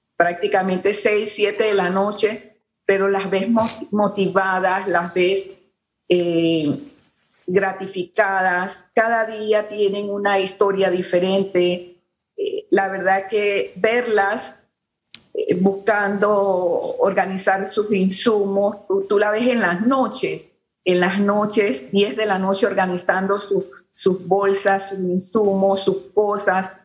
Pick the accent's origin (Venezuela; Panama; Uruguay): Panama; como panameños